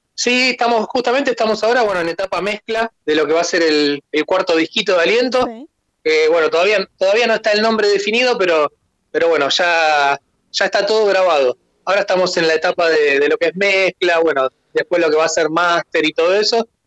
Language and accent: Spanish; Escobar, Buenos Aires Province, Argentina; en Villarrosa y Escobar, que es de donde, éramos o de donde somos en realidad